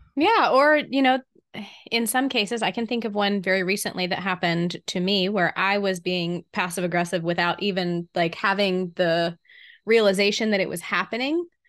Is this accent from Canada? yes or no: no; the South, United States; here in the South, we seem